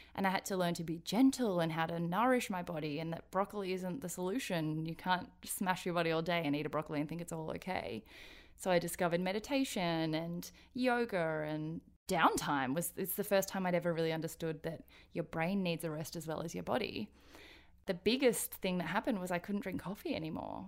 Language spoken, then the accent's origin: English; Australia; born or raised there; also born or lived in Daegu, South Korea